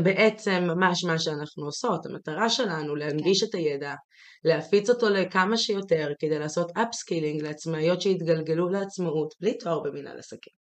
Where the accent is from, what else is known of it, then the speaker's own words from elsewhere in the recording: Jerusalem, Jerusalem District, Israel; moved away as an adult; ירושלים, זה המקום ש, שגדלתי בו, כי הייתי בו כל עשרים ושלוש השנים הראשונות של חיי בעצם